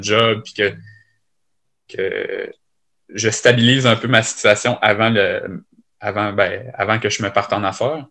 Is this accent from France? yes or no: no; Lévis, Quebec, Canada; je suis originaire de Lévis, puis je suis installé à Lévis